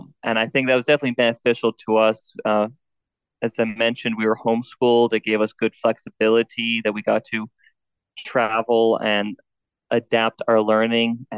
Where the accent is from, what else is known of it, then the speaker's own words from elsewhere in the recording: South Dakota, United States; moved away as an adult; also born or lived in Nevada; I grew up in the country in South Dakota where I was homeschooled by my mom until I went off to college